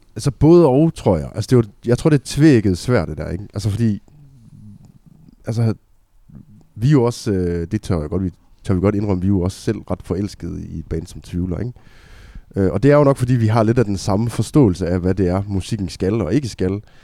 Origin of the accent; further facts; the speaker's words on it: Aalborg, North Denmark Region, Denmark; Vi kommer fra Aalborg